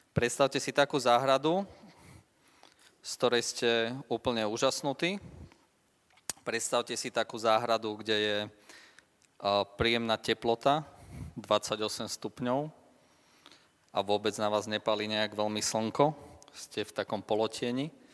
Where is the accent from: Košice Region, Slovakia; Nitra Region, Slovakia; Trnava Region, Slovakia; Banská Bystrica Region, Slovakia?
Trnava Region, Slovakia; Leopoldov; u nás v Leopoldove